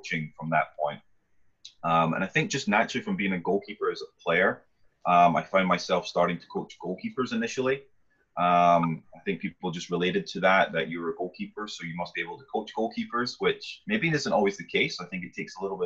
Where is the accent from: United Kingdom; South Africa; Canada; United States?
United Kingdom; Scotland; moved away; I am originally from Scotland. I grew up there